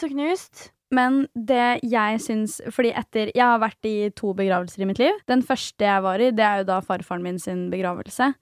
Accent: Svelvik, Vestfold, Norway; moved away; Jeg var hjemme i Svelvik hos mamma og pappa

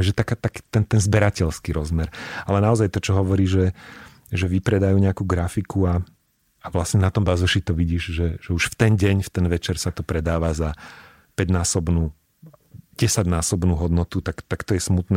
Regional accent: Banská Bystrica, Banská Bystrica Region, Slovakia; moved away as an adult; now in Bratislava, Slovakia; ja už teda som dlhšie v Bratislave, ako som žil v Banskej Bystrici

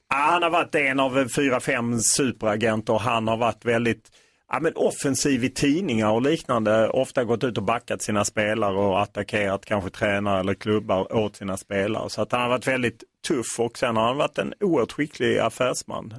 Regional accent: Skåne, Sweden; jag kommer ju från Skåne

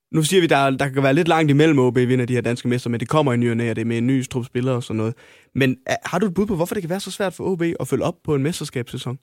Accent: North Jutland, North Denmark Region, Denmark; det kan jeg skrive under på også, som, som nordjyde

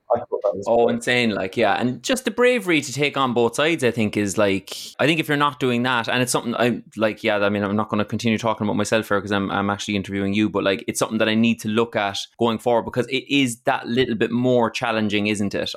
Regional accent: Ireland; as an Irish person

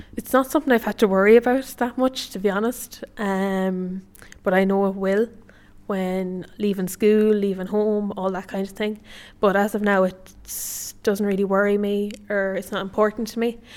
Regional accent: County Sligo, Connacht, Ireland; I'm fifteen years old and I'm from Buddenadin, County Sligo

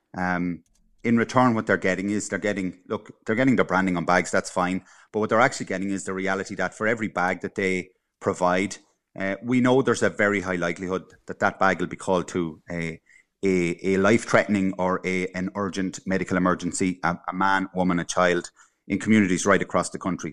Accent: Cavan, Ulster, Ireland; moved away; I'm originally from Cavan

